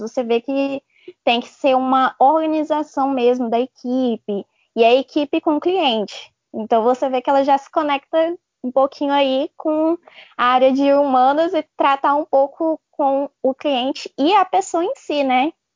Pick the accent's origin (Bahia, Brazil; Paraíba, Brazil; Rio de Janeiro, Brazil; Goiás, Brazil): Goiás, Brazil; Formosa; Eu sou de Formosa, Goiás, do lado de Brasília